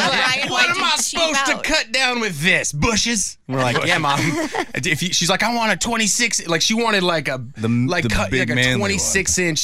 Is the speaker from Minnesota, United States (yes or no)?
no; Whidbey Island, Washington, United States; moved away; I'm from Whidbey Island, Washington. It's rural, and I grew up on like a pig and horse farm